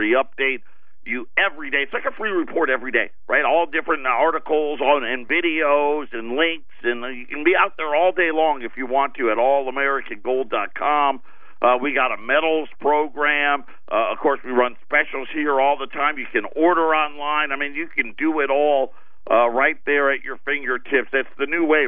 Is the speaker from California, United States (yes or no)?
no; Syracuse, New York, United States; I grew up in Syracuse.